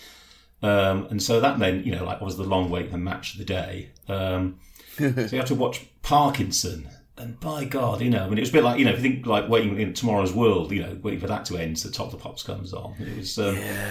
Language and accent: English; Leeds, Yorkshire and the Humber, United Kingdom; also born or lived in London; I was born in London and only moved up to Leeds when I was about 6 weeks old.